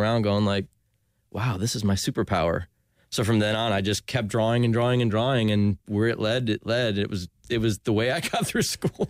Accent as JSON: {"language": "English", "town": "Ormond Beach", "region": "Florida", "country": "United States", "tie": "born or raised there", "also_born_or_lived": "New Jersey / Winter Park, Florida", "said": "I grew up in Ormond Beach. When we moved here to Winter Park"}